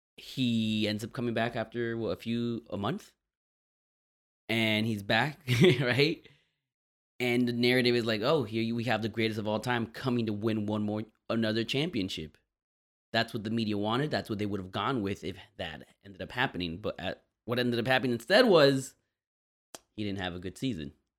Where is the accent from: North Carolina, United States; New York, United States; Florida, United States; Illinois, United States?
Florida, United States; Miami; I grew up a Dolphins fan because it's the city I'm from